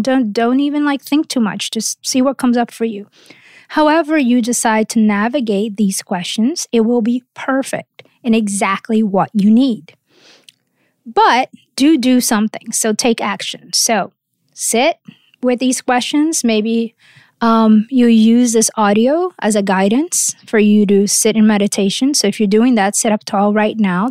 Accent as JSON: {"language": "English", "region": "Rio de Janeiro", "country": "Brazil", "tie": "born or raised there", "moved": "yes", "said": "I grew up surfing in Rio"}